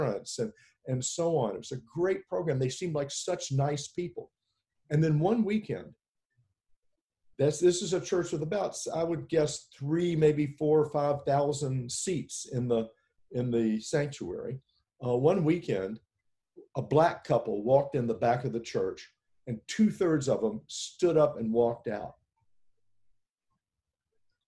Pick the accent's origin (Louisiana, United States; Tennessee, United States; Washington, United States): Tennessee, United States; Memphis; I grew up in Memphis, Tennessee during the Vietnam War.